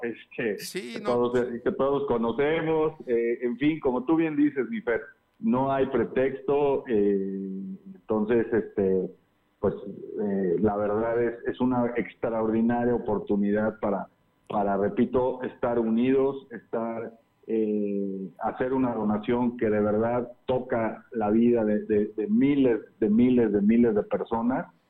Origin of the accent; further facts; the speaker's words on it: Mexico; como mexicanos unirnos